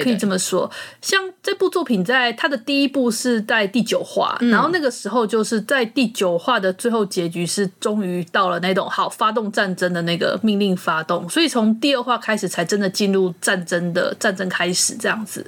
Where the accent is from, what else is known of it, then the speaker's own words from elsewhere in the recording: Taiwan; 身为台湾人